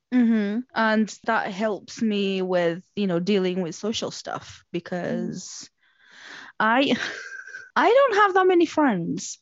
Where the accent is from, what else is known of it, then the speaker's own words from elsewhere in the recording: Portugal; moved away; I grew up in Portugal